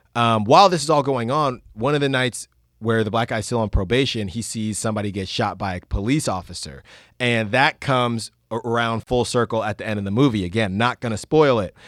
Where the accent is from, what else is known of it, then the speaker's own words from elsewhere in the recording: Concord, California, United States; now in Oakland, United States; I grew up in Concord